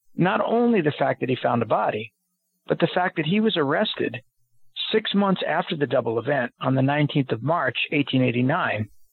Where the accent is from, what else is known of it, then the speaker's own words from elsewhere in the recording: United States; I'm an American